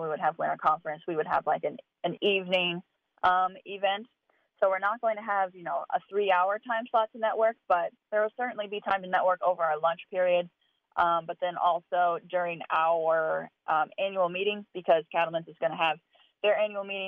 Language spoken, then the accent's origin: English; Missouri, United States; moved away as an adult; now in Wisconsin, United States; I'm originally from Missouri. I grew up on a backgrounding operation there